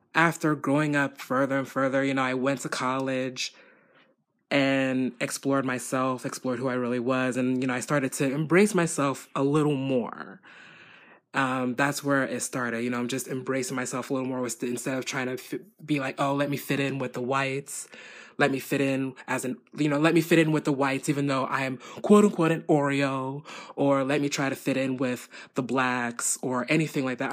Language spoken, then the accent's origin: English; United States; first language English; being black and growing up in America